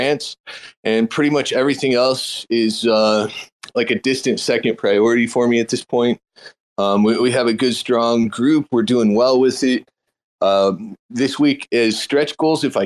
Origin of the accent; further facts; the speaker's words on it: Texas, United States; as a Texan